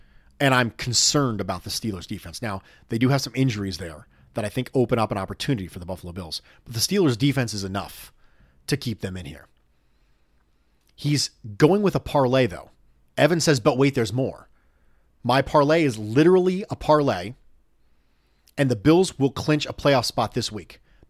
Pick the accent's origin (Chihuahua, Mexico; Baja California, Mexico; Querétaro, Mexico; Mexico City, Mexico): Mexico City, Mexico; English is a second language; I was born and raised in Mexico City. In Mexico, the NFL is extremely popular.